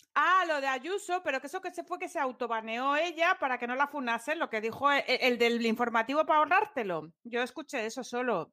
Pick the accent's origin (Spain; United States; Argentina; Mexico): Spain; Asturias; soy de Asturias